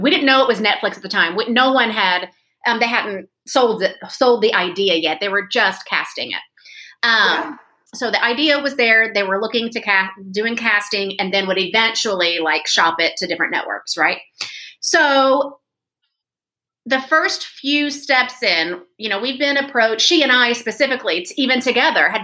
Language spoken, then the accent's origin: English; Marion, Illinois, United States; moved away as an adult; now in Nashville, United States; I hail from Marion, Illinois, born and raised there, moved to Tennessee shortly after college